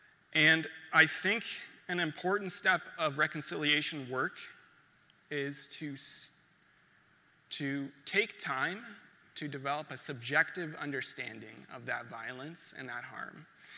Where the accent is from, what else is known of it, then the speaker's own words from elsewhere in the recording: Niagara region, Ontario, Canada; for those of you who don't know me. I was born in the Niagara region to … The Niagara region is the traditional territory of the Neutral and Anishinaabe.